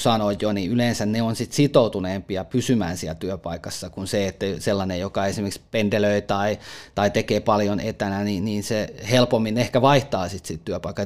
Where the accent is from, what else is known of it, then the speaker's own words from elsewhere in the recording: Lahti, Päijät-Häme, Finland; itse olen lahtelainen